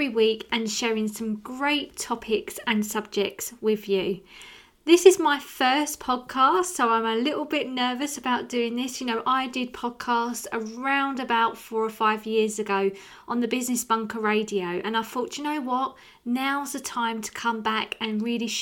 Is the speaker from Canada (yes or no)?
no; Rochester, South East England, United Kingdom; you can probably tell by my accent, I'm from an area called Rochester